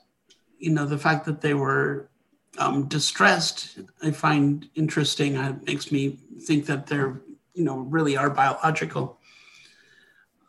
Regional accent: Wisconsin, United States; I grew up in Wisconsin

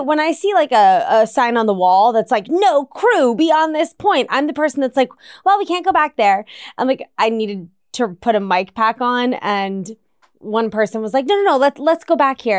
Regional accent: East Coast, United States; I grew up on the East Coast

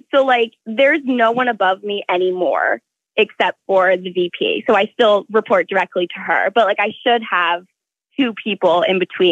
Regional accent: Jacksonville, Florida, United States; I'm from Jacksonville, Florida.

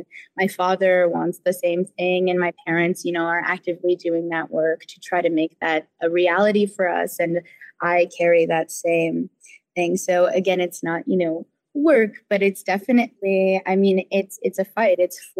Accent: United States; I'm Hunkpapa and Oglala Lakota. I'm from the Standing Rock Reservation in North and South Dakota. I like had sort of grown up there, you know, in and out all my life. And we were living there when I was about 12 years old

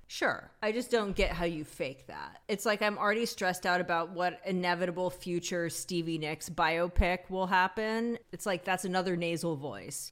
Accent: Pacific Northwest, United States; growing up in the Pacific Northwest in the nineties

